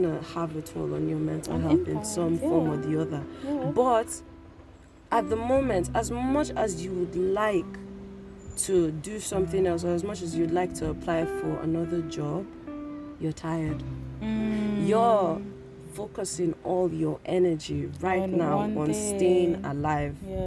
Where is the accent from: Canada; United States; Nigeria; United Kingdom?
Nigeria; we grew up in Nigeria